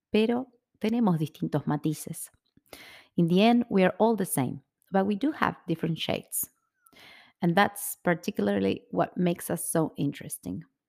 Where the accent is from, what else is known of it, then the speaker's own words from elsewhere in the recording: Buenos Aires, Argentina; Soy argentina, soy porteña. O sea que nací y me crié en Buenos Aires, en el barrio de Palermo.